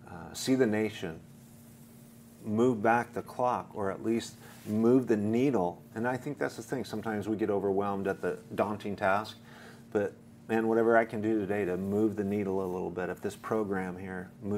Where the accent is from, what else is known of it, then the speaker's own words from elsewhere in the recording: Idaho, United States; moved away as an adult; now in California, United States; I'm from Idaho, where it's truly the land of the free and the home of the brave.